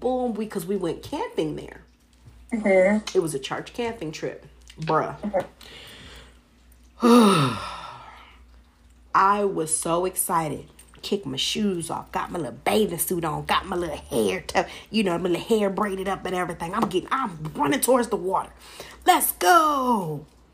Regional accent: California, United States; I was born and raised in California

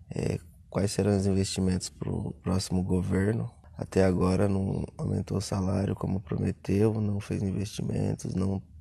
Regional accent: Botucatu, São Paulo, Brazil; sou da cidade de Botucatu

